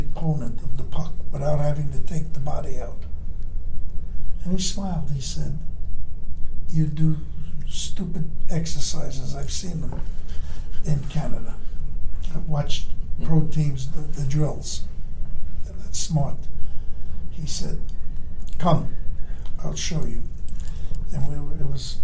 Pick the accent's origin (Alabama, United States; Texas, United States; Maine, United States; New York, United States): New York, United States; New York City; I'm from Brooklyn